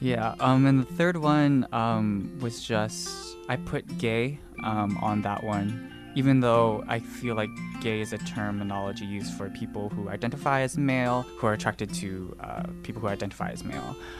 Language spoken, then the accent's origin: English; Dallas, Texas, United States; moved away as an adult; also born or lived in Austin, Texas; now in Taipei, Taiwan; I was born and raised in Dallas, Texas